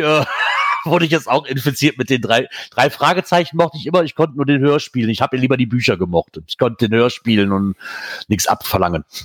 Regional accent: Eifel, Germany; Ich ich komme aus der Eifel, Nähe von der Eifel.

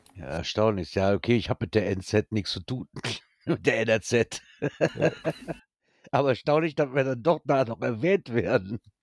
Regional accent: Germany; bei uns in Deutschland

